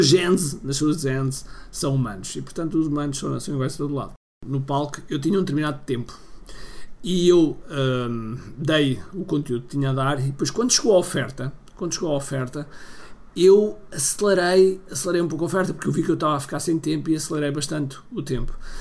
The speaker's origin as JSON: {"language": "Portuguese", "country": "Portugal", "said": "a falar em inglês, sendo eu português, a falar em inglês"}